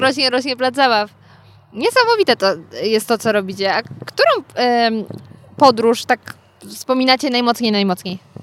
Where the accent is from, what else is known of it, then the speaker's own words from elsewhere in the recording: Gryfów Śląski, Lower Silesian Voivodeship, Poland; ja pochodzę z Gryfowa, co wam nic nie mówi, ale niedaleko mam w sumie Zgorzelec